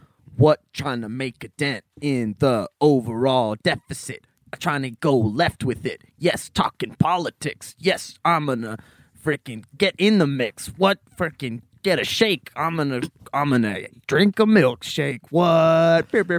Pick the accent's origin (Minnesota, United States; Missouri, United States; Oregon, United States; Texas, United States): Oregon, United States; Portland; I did internet homeschool from a web cafe in my hometown of Portland, Oregon.